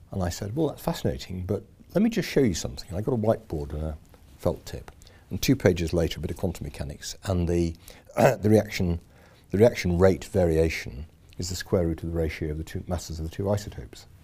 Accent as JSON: {"language": "English", "region": "Yorkshire and the Humber", "country": "United Kingdom", "accent": "Yorkshire", "said": "So I'm a Yorkshireman. Um, there's a bit of accent left, I think. Um, it gets slightly worse when I'm back over there."}